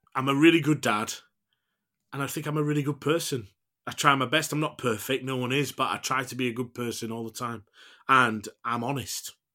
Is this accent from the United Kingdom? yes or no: yes; United Kingdom; as British people